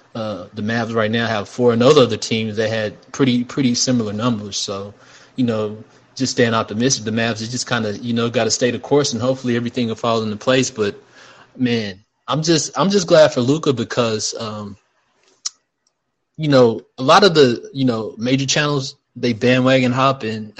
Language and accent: English; Amarillo, Texas, United States; and I'm from Amarillo